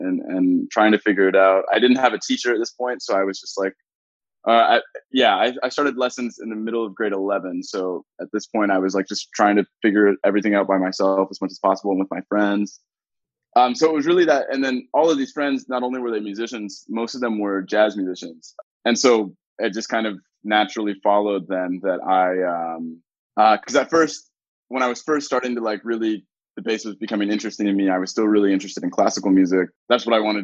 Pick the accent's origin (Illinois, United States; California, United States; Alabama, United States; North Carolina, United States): North Carolina, United States; Raleigh; moved away as an adult; now in Toronto, Canada; I grew up in Raleigh, North Carolina